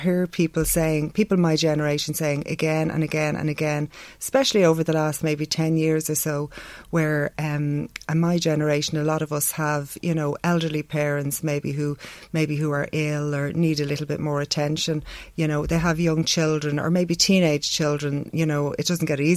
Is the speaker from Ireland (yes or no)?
yes; Dublin, Leinster, Ireland; I grew up in Dublin, the heart of Dublin